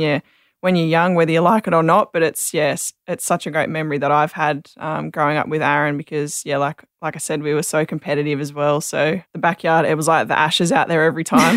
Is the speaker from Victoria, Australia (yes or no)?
no; Sydney, New South Wales, Australia; I grew up in Sydney, yeah, um, in Picnic Point